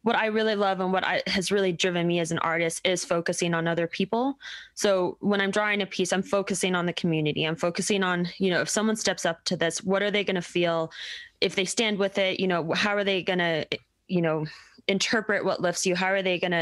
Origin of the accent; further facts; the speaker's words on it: Denver, Colorado, United States; I'm from Denver